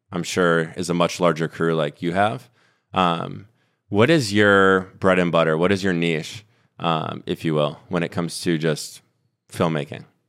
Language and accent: English; Minnesota, United States; I grew up in Minnesota